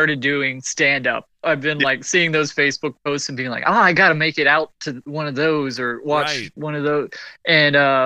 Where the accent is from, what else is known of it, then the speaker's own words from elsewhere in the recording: Cincinnati, Ohio, United States; I'm from Cincinnati